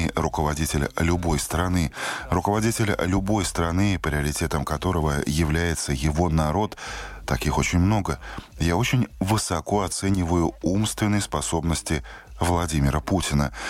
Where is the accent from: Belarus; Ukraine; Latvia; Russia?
Latvia; я латыш. Я всю жизнь прожил в Латвии